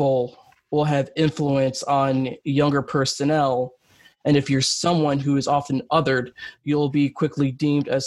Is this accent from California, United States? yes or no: no; New York City, New York, United States; now in Buffalo, United States; I'm originally from New York City